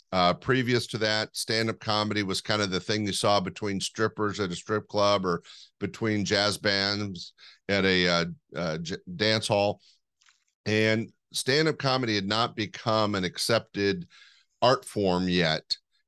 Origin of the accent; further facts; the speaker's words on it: Sacramento, California, United States; also born or lived in Los Angeles / East Bay; I'm a Northern California kid. Right now I'm in Sacramento, pretty much been my home base. I did spend some time in LA and some time in the East Bay area, but I'm a Sacramento kid